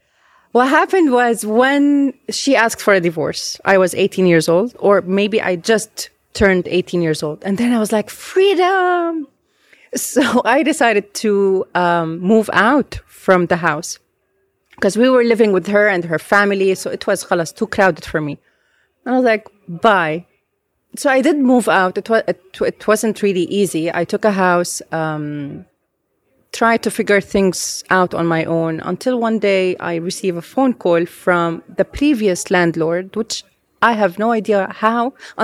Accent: Beirut, Beirut Governorate, Lebanon; because I was raised here in Beirut.

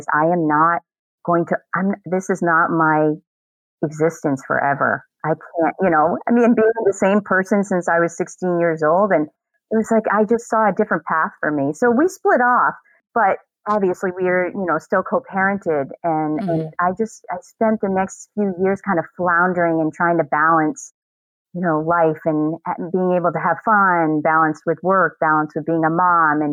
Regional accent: Sanford, Maine, United States; I actually live in the same town I grew up in. Sanford, Maine

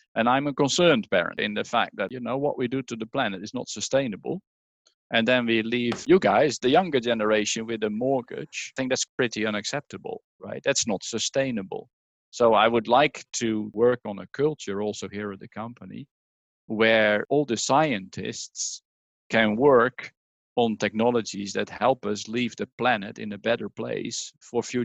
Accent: Netherlands; English is a second language; moved away as an adult; also born or lived in Norwich, United Kingdom; Leiden University in the Netherlands, my home country, as you can hear

